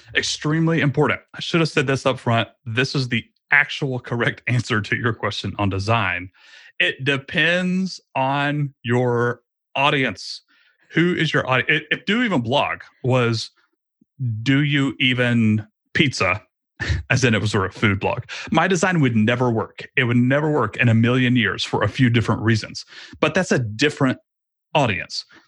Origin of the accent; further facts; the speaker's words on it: Georgia, United States; I moved my family across the state of Georgia back to my hometown, actually, where I grew up.